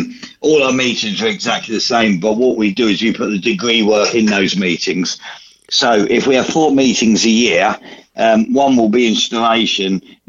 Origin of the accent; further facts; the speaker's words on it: United Kingdom; We're British.